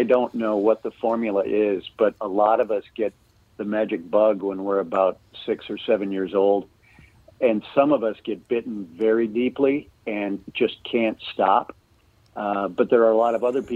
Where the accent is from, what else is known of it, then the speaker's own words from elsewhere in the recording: Minneapolis, Minnesota, United States; also born or lived in Ely, Minnesota; I was born in the Twin Cities, and then I went to high school up in Ely, Minnesota, and then came back down to the cities for college and law school